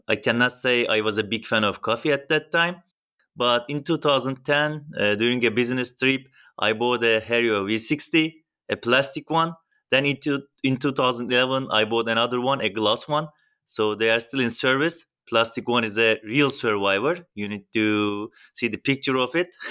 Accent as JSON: {"language": "English", "country": "Turkey", "said": "I'm from Turkey"}